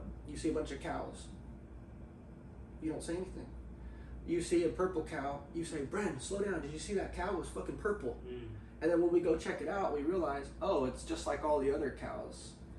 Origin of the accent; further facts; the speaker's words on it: Grants Pass, Oregon, United States; now in Portland, United States; being in front of my hometown, Grants Pass